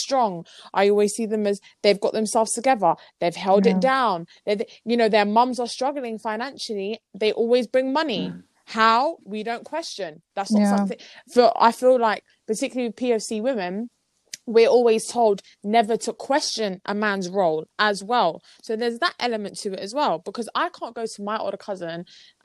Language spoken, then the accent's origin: English; London, United Kingdom; we're born and raised in London